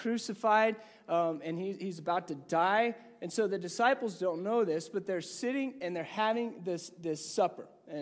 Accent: Gunnison, Colorado, United States; moved away as an adult; also born or lived in Virginia; When I went to college, I remember I lived in Gunnison, Colorado

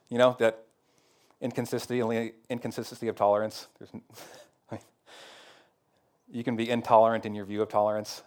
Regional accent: Northwest America, Pacific Northwest, United States; American Christians, especially maybe Northwest American Christians.

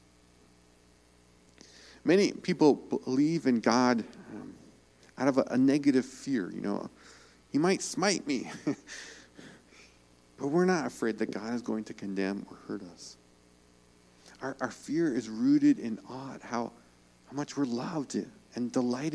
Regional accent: New York, United States; I'm from New York

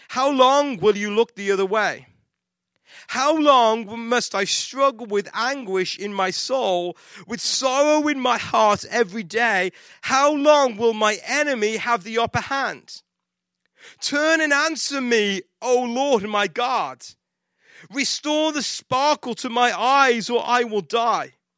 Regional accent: England, United Kingdom; moved away; I'm English

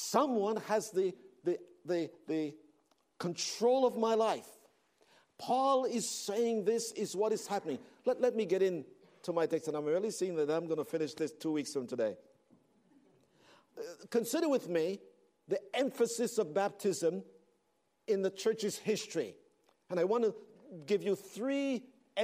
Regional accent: Belize; moved away; I was born in Central America

